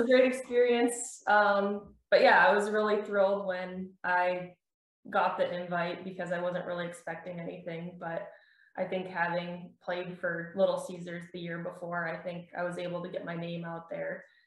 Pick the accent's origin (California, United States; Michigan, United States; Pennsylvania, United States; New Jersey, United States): Michigan, United States; New Baltimore; I'm from New Baltimore, Michigan, which is about 20 minutes from the Canadian border, um, right on Lake St. Clair